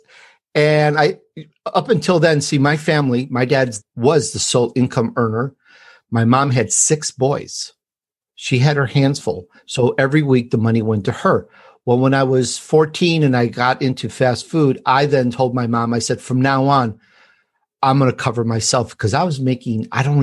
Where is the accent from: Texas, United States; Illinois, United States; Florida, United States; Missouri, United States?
Illinois, United States; Chicago; accent: Chicago; also born or lived in Sicily, Italy; I was born in Sicily, and I grew up in Chicago